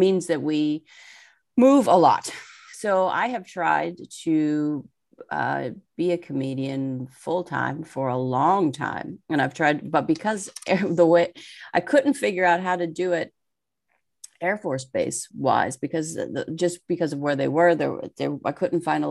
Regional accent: Pittsburgh, Pennsylvania, United States; also born or lived in Seattle; now in New Jersey, United States; I grew up in Pittsburgh, Pennsylvania

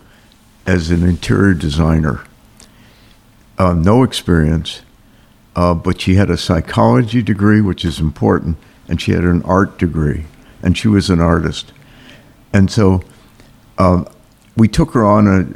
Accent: Princeton, New Jersey, United States; also born or lived in Canada / Camden, New Jersey / Cranbury, New Jersey; I actually grew up in Princeton

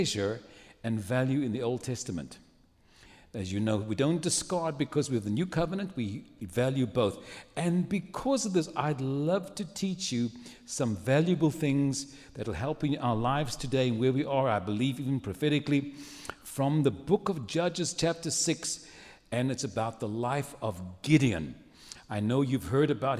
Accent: Cape Town, Western Cape, South Africa; moved away as an adult; now in San Antonio, United States; I was born and raised in Cape Town, South Africa

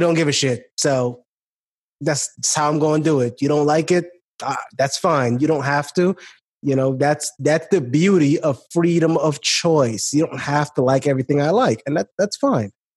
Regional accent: New York City, New York, United States; I grew up in Brooklyn. I grew up where the cops would would come around

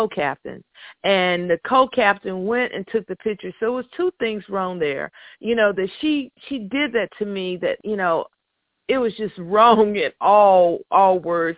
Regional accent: North Carolina, United States; I'm from North Carolina, I went to a predominantly white school

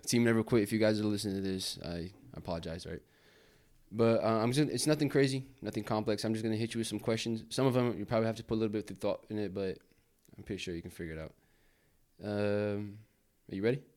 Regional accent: Brazil; now in United States; I was born in the States and I grew up in Brazil.

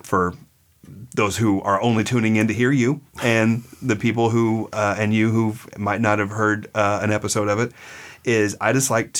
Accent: Oklahoma, United States; now in Los Angeles, United States; I grew up in Oklahoma

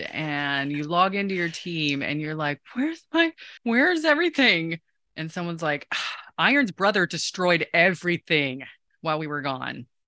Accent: Osage City, Kansas, United States; when I was growing up in Kansas, um, in Osage, a little south of Topeka

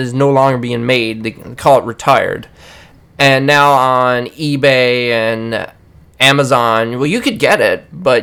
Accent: Newfoundland and Labrador, Canada; I'm from Newfoundland

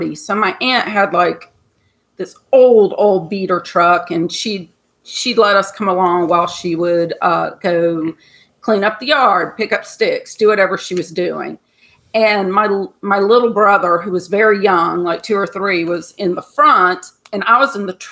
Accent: Georgia, United States; I grew up in Georgia

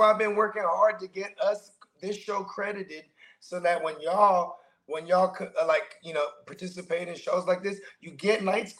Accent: the Bay Area, California, United States; moved away; I'm from the Bay, bro.

